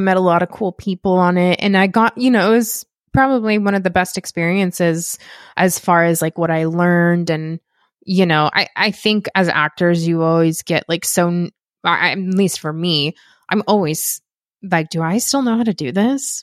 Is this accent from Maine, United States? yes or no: no; Las Vegas, Nevada, United States; moved away as an adult; now in Los Angeles, United States; I'm from Las Vegas originally, and I've been living out in Los Angeles for, oh, eleven years now